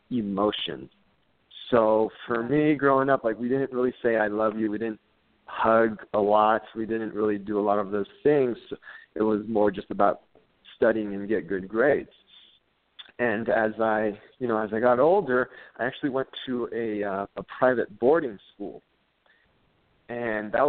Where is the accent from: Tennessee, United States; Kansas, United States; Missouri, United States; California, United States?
California, United States; I grew up in the San Gabriel Valley, uh, that's out in Southern California.